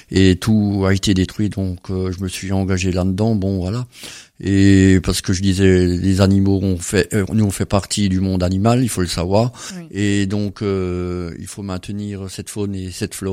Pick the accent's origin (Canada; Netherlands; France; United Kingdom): France; Grand Est; puis alors chez nous en Alsace